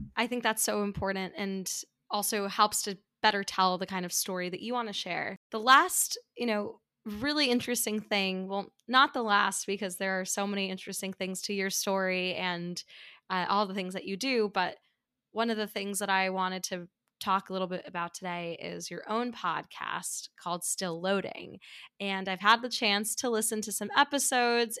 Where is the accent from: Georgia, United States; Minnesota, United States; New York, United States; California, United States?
New York, United States; New York City; also born or lived in Midwest; growing up in New York City